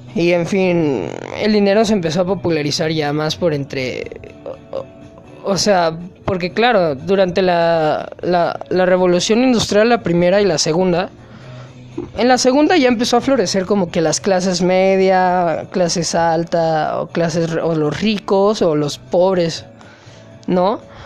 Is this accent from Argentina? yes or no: no; Mexico; aquí uno como mexicano